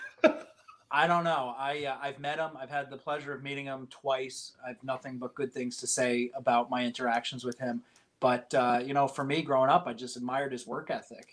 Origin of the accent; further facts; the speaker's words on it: Poughkeepsie, New York, United States; now in New Jersey, United States; I'm from upstate New York, a town called Poughkeepsie